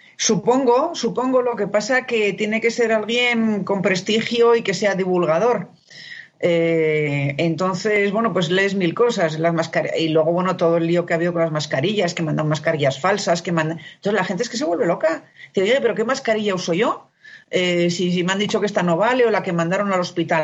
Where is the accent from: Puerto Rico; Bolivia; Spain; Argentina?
Spain; now in Mexico; soy española